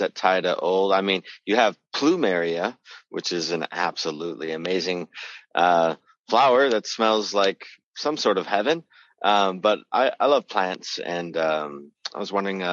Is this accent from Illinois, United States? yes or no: no; Port Angeles, Washington, United States; I was born in Port Angeles